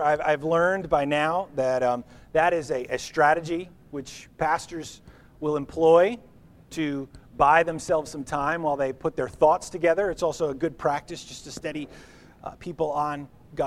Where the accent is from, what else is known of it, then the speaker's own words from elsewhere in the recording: New Jersey, United States; We grew up in New Jersey. We grew up 9 or 10 airline miles from New York City.